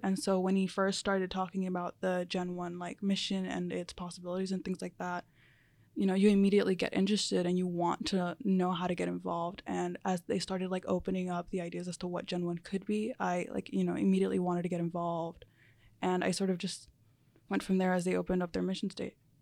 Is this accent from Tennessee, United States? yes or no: no; Charlotte, North Carolina, United States; first language Spanish; English is a second language; also born or lived in New Jersey; Most of my life, I've been here since about, I was about six years old